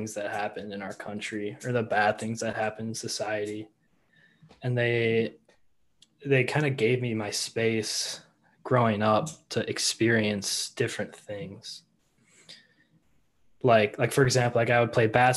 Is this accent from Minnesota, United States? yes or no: yes; Edina, Minnesota, United States; I was born and raised in Edina. So a lifelong cake eater there.